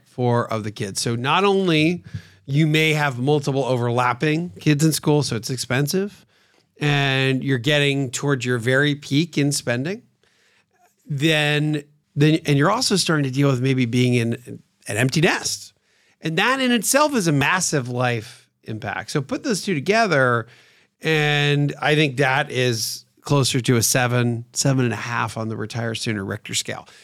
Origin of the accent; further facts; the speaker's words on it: Pennsylvania, United States; Growing up in Pennsylvania, where I grew up